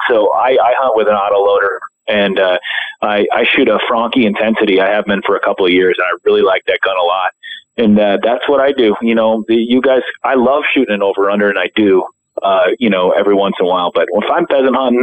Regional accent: Anoka, Minnesota, United States; Federal's in Anoka, Minnesota, which is my hometown

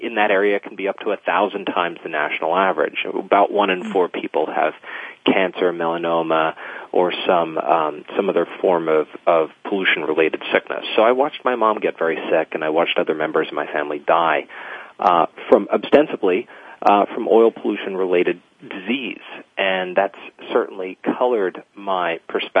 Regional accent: Louisiana, United States; now in California, United States; I grew up in Louisiana and in and around the Gulf Coast

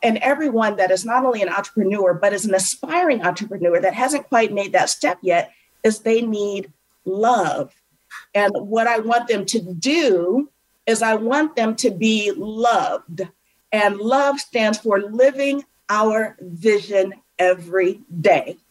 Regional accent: a suburb outside of Cleveland, Ohio, United States; I grew up in, in a suburb outside of Cleveland, Ohio

